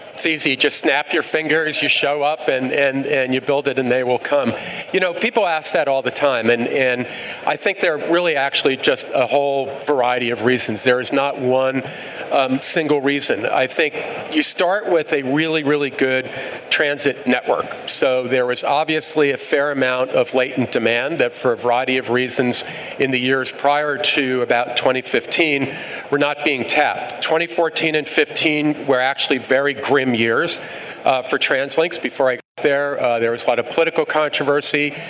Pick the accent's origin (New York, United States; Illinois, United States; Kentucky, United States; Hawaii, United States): New York, United States; moved away as an adult; I'm originally from New York, and I started my, my career actually working for the city of New York